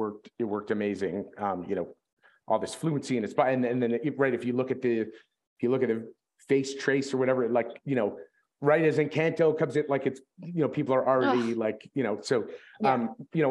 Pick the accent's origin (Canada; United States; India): Canada; we're all Canadian